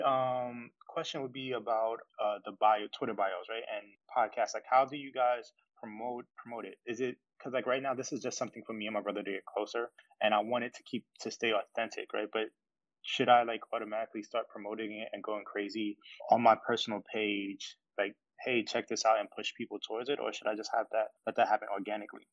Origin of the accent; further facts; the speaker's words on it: New York, United States; we are both from New York